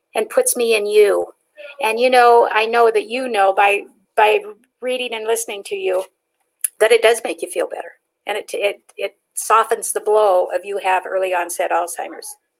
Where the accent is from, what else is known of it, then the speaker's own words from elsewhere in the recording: Pacific Northwest, United States; moved away as an adult; also born or lived in Nevada; now in Las Vegas, United States; I was raised up in the Pacific Northwest. I came to Nevada when I was 21 years old.